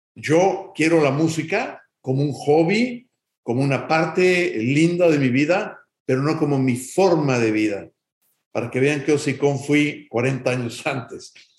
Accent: Mexico City, Mexico; now in United States; nací en Ciudad de México el 16 de septiembre de 1961, lo cual me hace un mexicanazo

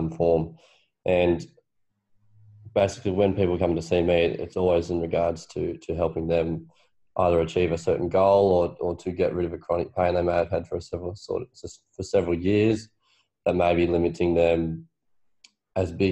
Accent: Blayney, New South Wales, Australia; moved away as an adult; also born or lived in Orange, New South Wales; now in Melbourne, Australia; we're from Orange, New South Wales. Well, actually, a small town called Blaney, New South Wales

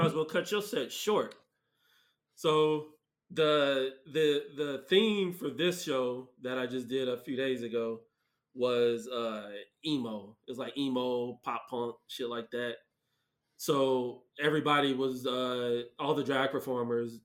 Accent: Mesa, Arizona, United States; I'm from Mesa. I went to Dobson.

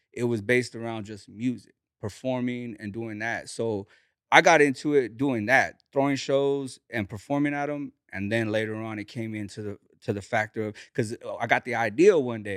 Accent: Bakersfield, California, United States; I grew up, uh, in the east side of Bakersfield

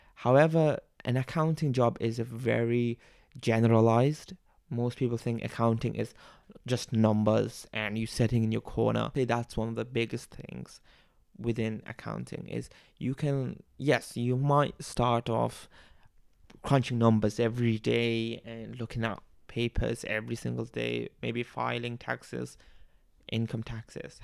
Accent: Bangladesh; accent: a bit Australian; now in Melbourne, Australia; but I am from Bangladesh. Uh, I grew up there

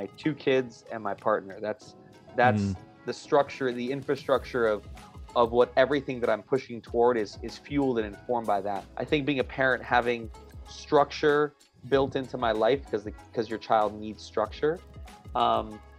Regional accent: New York City, New York, United States; moved away as an adult; now in Atlanta, United States; I'm originally from New York, and I'm a New Yorker forever, but recently relocated to Atlanta, Georgia.

